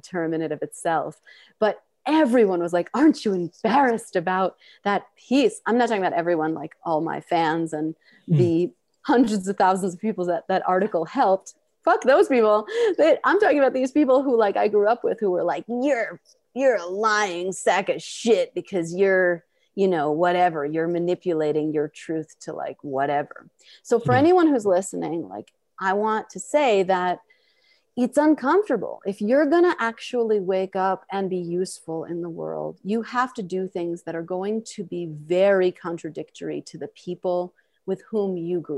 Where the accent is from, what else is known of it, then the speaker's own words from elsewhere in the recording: New York City, New York, United States; I'm from Queens